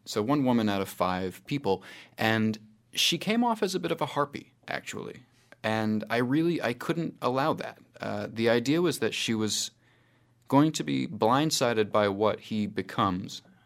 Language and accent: English; United States; moved away as an adult; now in New Zealand; my experiences in New Zealand that I've decided to call the Expatriate Patriot as an American